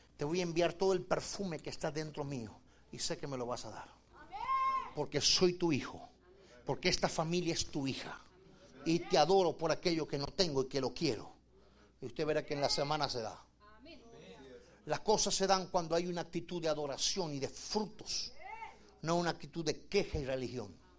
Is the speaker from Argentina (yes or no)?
yes; Argentina; moved away; yo vengo de Argentina